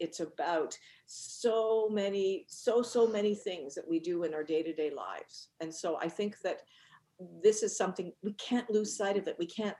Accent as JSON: {"language": "English", "region": "Northern Ireland", "country": "United Kingdom", "tie": "born or raised there", "said": "I'm actually was born in Northern Ireland, and I grew up in the UK. And I grew up in Northern Ireland at a time when"}